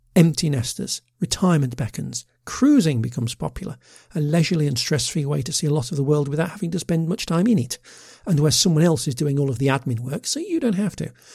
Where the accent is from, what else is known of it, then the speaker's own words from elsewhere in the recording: United Kingdom; a middle aged Brit with a passion for offbeat travel